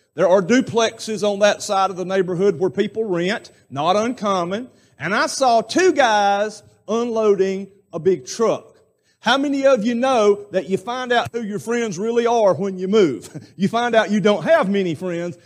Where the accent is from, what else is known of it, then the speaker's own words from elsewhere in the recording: Alabama, United States; I come from Alabama